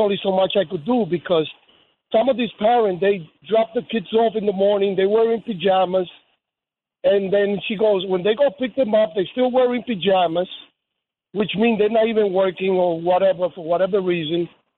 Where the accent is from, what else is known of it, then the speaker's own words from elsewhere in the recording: Dominican Republic; now in United States; I came from the Dominican Republic back in 1973.